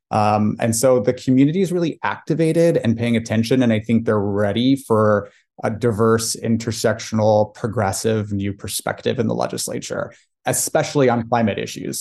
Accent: Irvine, California, United States; I'm the son of Iranian working class immigrants who came to Irvine, California specifically to, to give their kids opportunities

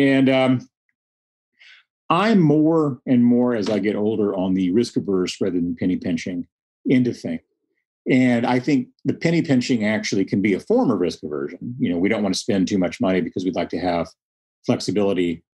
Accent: Texas Panhandle, United States; I grew up in the Panhandle

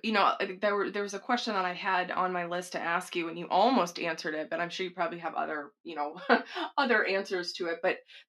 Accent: Texas, United States; Well, I'm not sixth generation, but I'm from Texas.

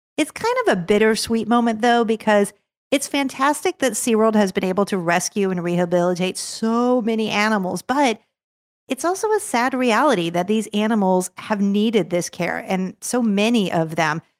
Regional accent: Los Angeles, California, United States; now in Orlando, United States; I grew up in Los Angeles.

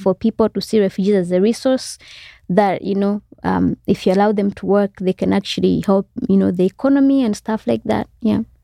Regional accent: Malawi; also born or lived in Rwanda / Congo; I grew up, for the most part, in Zale-, like a refugee camp. When we got there, I was about eight years old

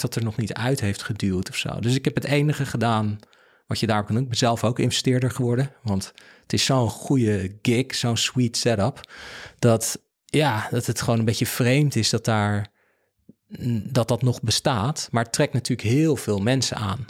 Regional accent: Netherlands; we zijn als Nederlanders

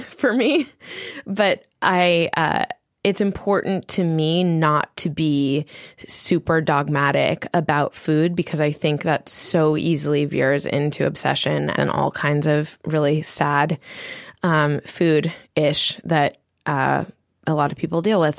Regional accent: Maui, Hawaii, United States; my parents had a body care and spa product company on Maui, and so I also grew up creating with my mom

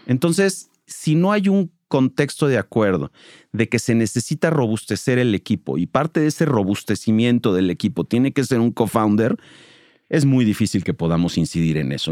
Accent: Mexico City, Mexico; moved away as an adult; now in Monterrey, Mexico; Yo soy chilango, llevo 20 años viviendo en Monterrey

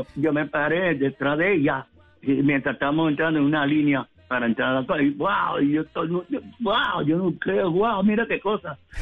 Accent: Puerto Rico; now in New York, United States; siendo puertorriqueño

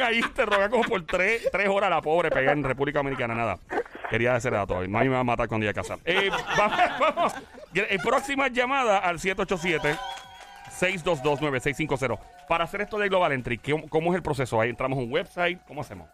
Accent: Caguas, Puerto Rico; yo soy de Cagua, mucha honra. El Valle el Turabo

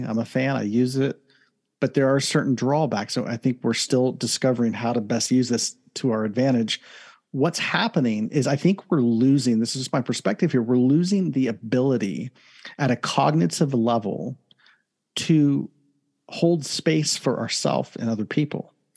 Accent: Columbus, Ohio, United States; now in Southern California, United States; originally from Ohio, born and raised in Columbus, Ohio

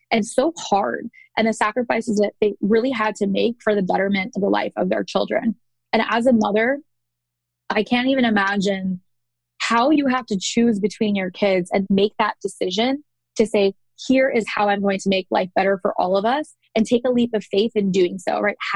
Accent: Dallas, Texas, United States; also born or lived in Chicago, Illinois; And I was born in Chicago. So for those that don't know, I was actually born in Chicago, and then we moved to Dallas where my brother was born.

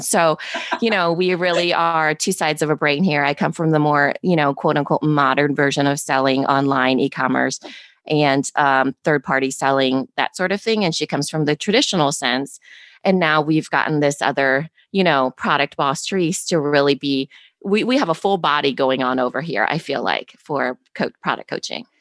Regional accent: Storm Lake, Iowa, United States; born and raised in Storm Lake, Iowa.

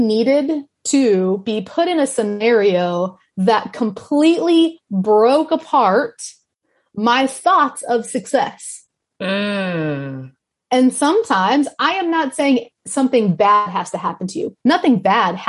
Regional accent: Kansas City, Kansas, United States; moved away; I am from Johnson County, Kansas City.

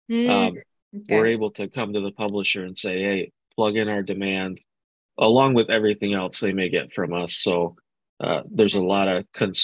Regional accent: Grand Rapids, Michigan, United States; born and raised in Grand Rapids, Michigan

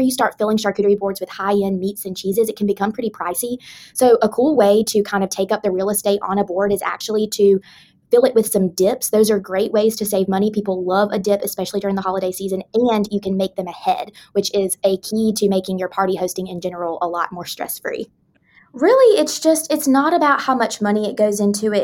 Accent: the South, United States; I am a Southerner

